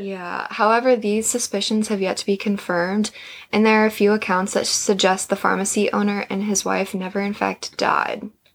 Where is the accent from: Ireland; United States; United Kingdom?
United States; Illinois; now in Virginia, United States; I'm actually from Illinois originally. I grew up there and lived there until I moved uh, to Virginia